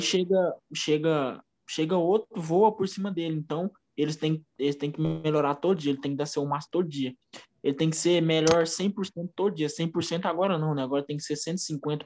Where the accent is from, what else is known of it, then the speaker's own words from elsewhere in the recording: Uberlândia, Minas Gerais, Brazil; eu não sou natural da cidade de Uberlândia, nasci em Patos de Minas, mas eu moro aqui em Uberlândia já tem 18, é, 18 anos.